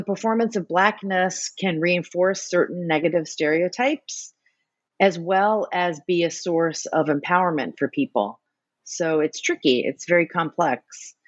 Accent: New Orleans, Louisiana, United States; And so as an American, and I grew up in New Orleans in the South, I was very sensitive to these racialized categories.

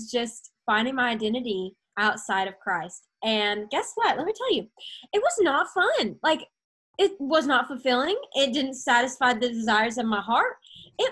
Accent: Arkansas, United States; moved away as an adult; now in Tennessee, United States; I'm from Arkansas. And then when I came to Tennessee for college

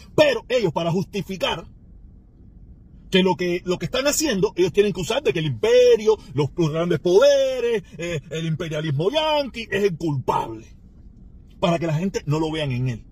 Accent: Cuba; now in Miami, United States; los cubanos de Miami

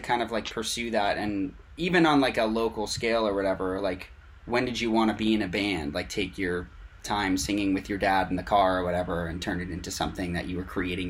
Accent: Boston, Massachusetts, United States; I'm from Boston, which is where I am now, I'm just visiting family

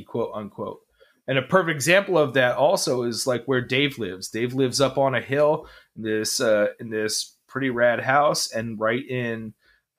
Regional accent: New York City, New York, United States; also born or lived in New Jersey; I grew up in New Jersey, New York City.

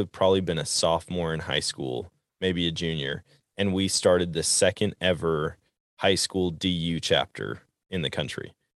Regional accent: Wisconsin, United States; I know growing up in Wisconsin, they taught archery in middle school, and I'll never forget it.

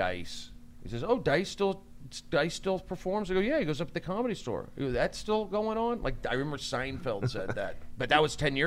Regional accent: Los Angeles, California, United States; I grew up in the Valley. Grew up in the San Fernando Valley.

